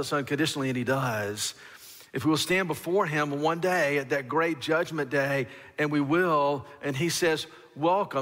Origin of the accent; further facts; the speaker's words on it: Alabama, United States; I grew up in Alabama in the deep south